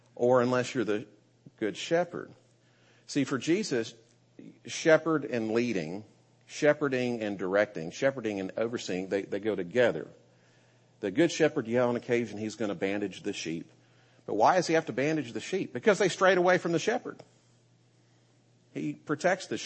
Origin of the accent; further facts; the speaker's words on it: United States; as an American